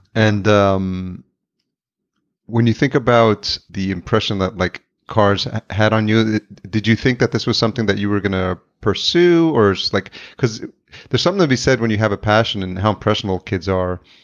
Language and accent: English; Yonkers, New York, United States; now in Minneapolis, United States; in Yonkers where I grew up